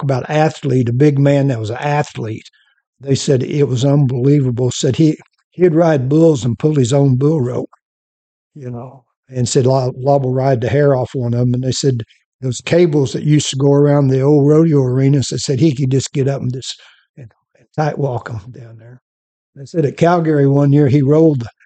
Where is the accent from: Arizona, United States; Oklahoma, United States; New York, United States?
Oklahoma, United States; Morrison; Morrison, Oklahoma.